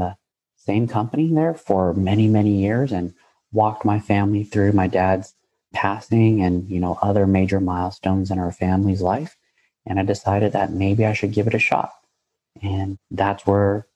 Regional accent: San Jose, California, United States; I'm born and raised in San Jose, California

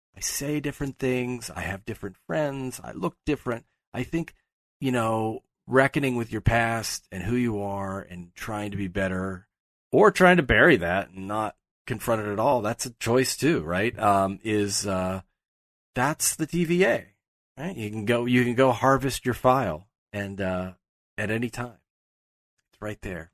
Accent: Pittsburgh, Pennsylvania, United States; moved away; I'm from Pittsburgh.

